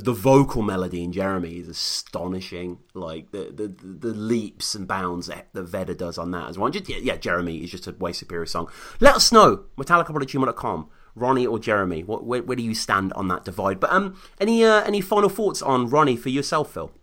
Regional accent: United Kingdom; this Brit over here

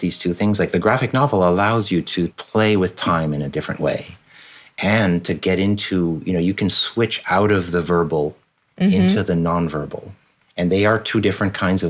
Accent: France; moved away; So my dad's American, my mom's French. I grew up in France pretty much my entire childhood.

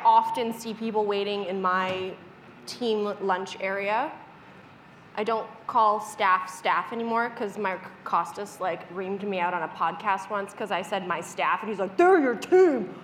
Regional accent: Canada; I'm a Canadian dental hygienist

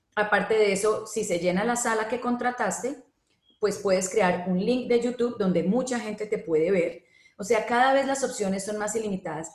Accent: Colombia; now in Panama; en Colombia, por ejemplo, que es de donde yo soy

